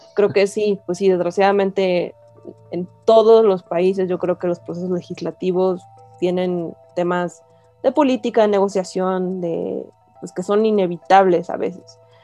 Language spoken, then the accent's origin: Spanish; Mexico; ciudadanos mexicanos que votamos por nuestros representantes